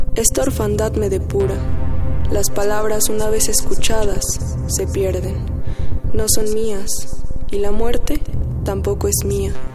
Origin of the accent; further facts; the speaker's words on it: Aguascalientes, Mexico; now in Mexico City, Mexico; Nací en Aguascalientes, pero actualmente vivo en la Ciudad de México.